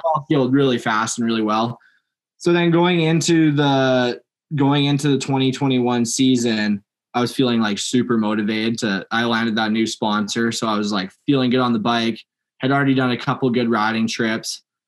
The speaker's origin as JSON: {"language": "English", "town": "Langley", "region": "British Columbia", "country": "Canada", "tie": "born or raised there", "lives_now": "Kamloops, Canada", "said": "Born in Langley, just outside of Vancouver"}